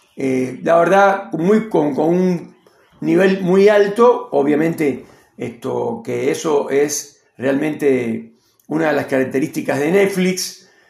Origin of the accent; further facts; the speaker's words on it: Cuba; moved away as an adult; also born or lived in Argentina; now in Neuquén, Argentina; soy cubano argentino, con mucho orgullo lo digo